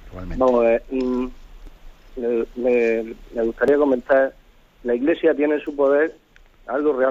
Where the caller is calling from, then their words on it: Tres Cantos, Community of Madrid, Spain; de Tres Cantos.